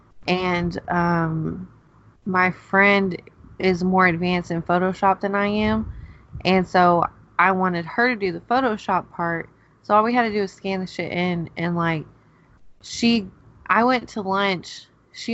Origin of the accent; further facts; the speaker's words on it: Georgia, United States; now in Oklahoma, United States; I'm from Georgia